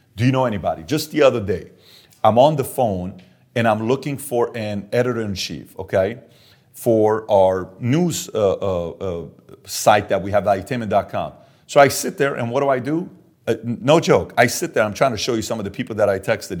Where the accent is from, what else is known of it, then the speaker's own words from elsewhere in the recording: Iran; moved away; I'm Armenian and I'm Assyrian, born and raised in Iran